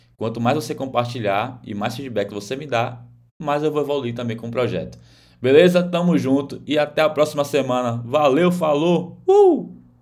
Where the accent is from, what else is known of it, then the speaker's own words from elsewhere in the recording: Bahia, Brazil; now in Florianópolis, Brazil; Sou baiano